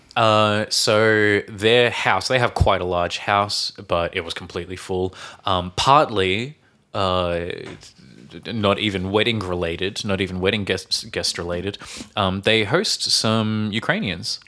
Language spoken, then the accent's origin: English; Australia; now in Czech Republic; from Australia